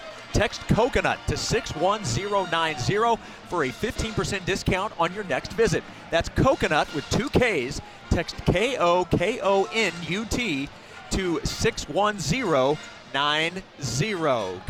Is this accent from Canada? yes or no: no; Missouri, United States; moved away; I was born 90 miles from here. I've got a lot of family who all live within an hour to 90 minutes away